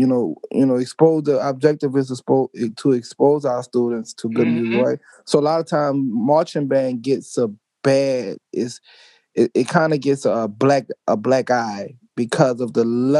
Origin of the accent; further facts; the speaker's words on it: New Orleans, Louisiana, United States; growing up in New Orleans, I grew up watching it my whole life.